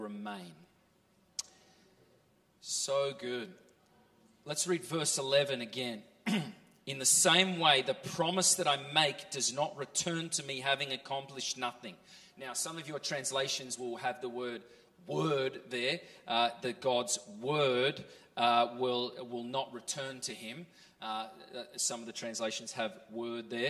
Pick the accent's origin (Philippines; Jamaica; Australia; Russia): Australia; moved away as an adult; also born or lived in California; now in Norway; I grew up in Australia and then lived for 6 years in California